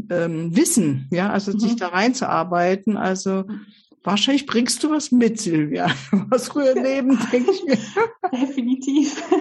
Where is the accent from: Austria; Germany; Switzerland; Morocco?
Switzerland; born there; also born or lived in Poland; Ähm, wie schon kurz gesagt, eben im, ich bin in der Schweiz